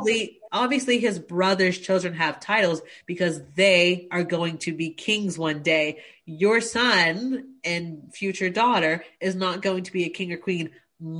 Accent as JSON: {"language": "English", "country": "Australia", "tie": "born or raised there", "also_born_or_lived": "United States", "said": "No shade to Americans. I'm married to one, but I also lived in the US for years. But being Australian, I grew up learning about the monarchy."}